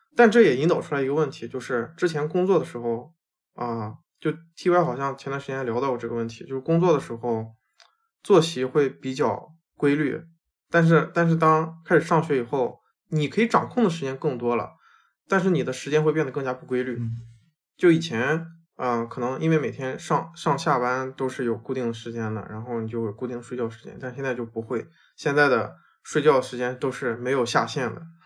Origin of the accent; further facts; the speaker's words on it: China; also born or lived in United States; now in Seattle, United States; 虽然这个对于可能说我们中国人来说根本就没有那么大的 People density，但是对于我以前的在美国生活 mindset 来说，这里的人真的很多。